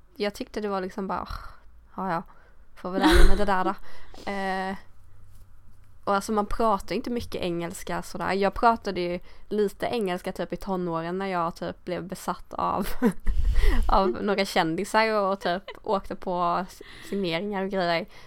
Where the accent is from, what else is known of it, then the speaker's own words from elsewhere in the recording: Sweden; accent: Swedish accent in English; jag har väl någon svensk accent i min engelska